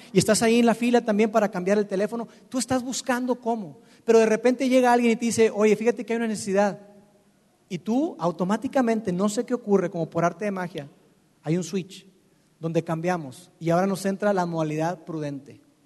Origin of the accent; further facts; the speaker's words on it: Monterrey, Nuevo León, Mexico; los que estamos acá, que somos que somos regios.